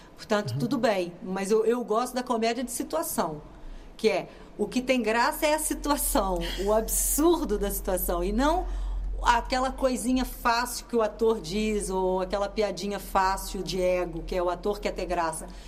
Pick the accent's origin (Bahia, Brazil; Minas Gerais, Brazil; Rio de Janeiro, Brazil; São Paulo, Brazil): Minas Gerais, Brazil; moved away as an adult; now in Portugal; Eu sou de Minas Gerais, mas eu vivo aqui há mais de 30 anos.